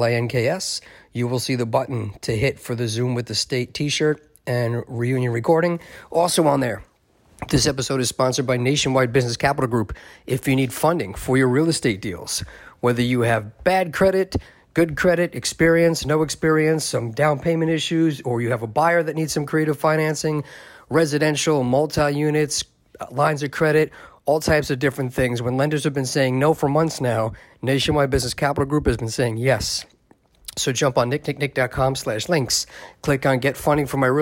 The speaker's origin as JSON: {"language": "English", "town": "Baldwin", "region": "New York", "country": "United States", "tie": "born or raised there", "said": "I grew up in Baldwin"}